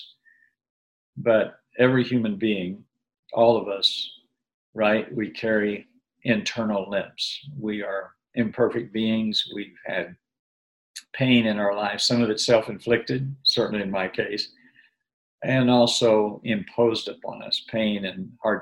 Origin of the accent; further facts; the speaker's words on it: Berkeley, California, United States; I was born in Berkeley, California